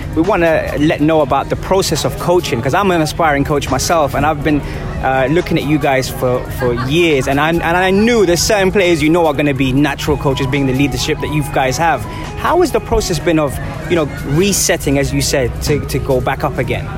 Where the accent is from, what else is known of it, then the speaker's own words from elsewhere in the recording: London, United Kingdom; now in United Arab Emirates; I'm from London